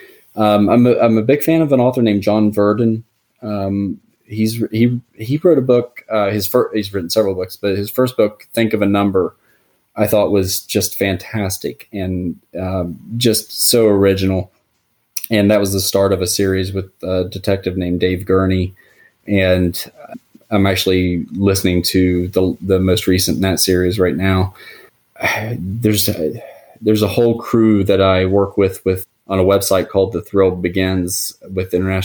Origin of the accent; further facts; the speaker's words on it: Huntington, West Virginia, United States; moved away as an adult; also born or lived in Washington, D.C. / Pittsburgh area; my hometown of Huntington, West Virginia